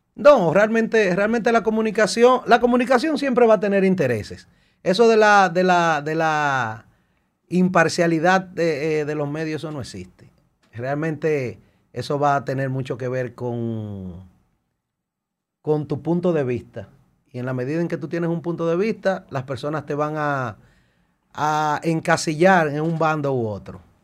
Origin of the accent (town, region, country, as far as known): Dominican Republic